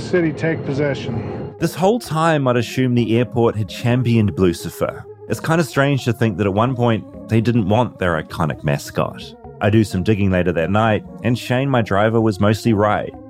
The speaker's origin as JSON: {"language": "English", "region": "Texas", "country": "United States", "tie": "born or raised there", "said": "I grew up on the border"}